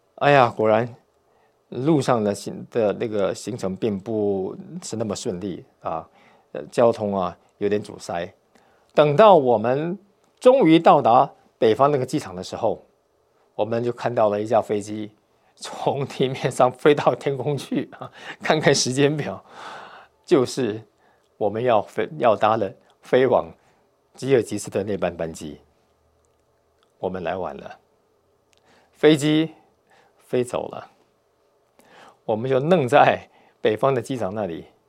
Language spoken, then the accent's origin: Chinese; Taiwan; moved away; 我是从台湾来的，讲华语的